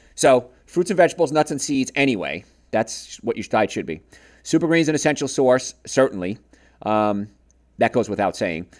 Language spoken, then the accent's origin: English; Marietta, United States; my hometown of Marietta